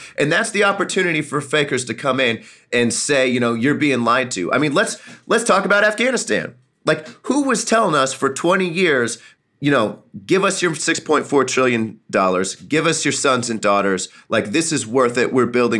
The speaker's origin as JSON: {"language": "English", "town": "Jefferson City", "region": "Missouri", "country": "United States", "tie": "born or raised there", "said": "When I was growing up in Jeff City on Dunklin Street, you know, we had a local grocer on the corner."}